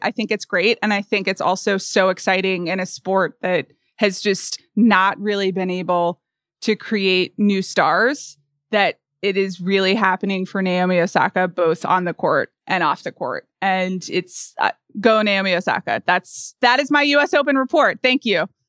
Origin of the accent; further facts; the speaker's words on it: United States; an American